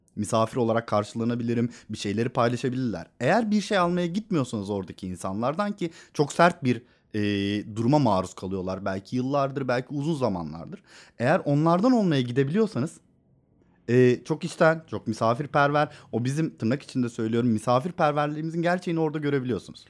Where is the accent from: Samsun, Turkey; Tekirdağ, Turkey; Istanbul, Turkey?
Istanbul, Turkey; Benim bütün çocukluğum sokaklarda geçti.